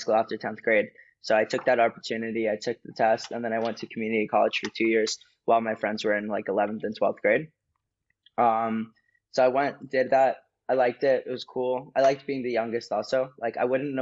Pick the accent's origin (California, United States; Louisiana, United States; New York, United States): California, United States; Los Angeles; born or raised there; also born or lived in Sydney, Australia / Florida